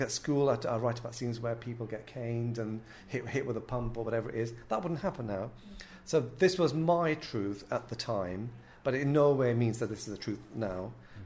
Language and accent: English; North West England, United Kingdom; I'm born to Muslim parents in a Pakistani household in the northwest of England, um, very working class.